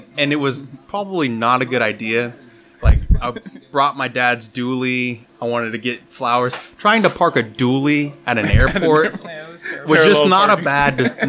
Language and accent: English; Colorado, United States; now in Tyler, United States; I was born and raised in Colorado.